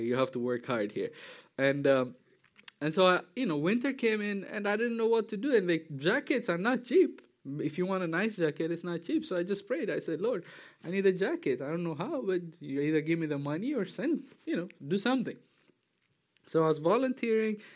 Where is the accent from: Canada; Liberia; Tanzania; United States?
Tanzania; moved away as an adult; also born or lived in Ethiopia; I'm from Ethiopia, East Africa, grew up in Tanzania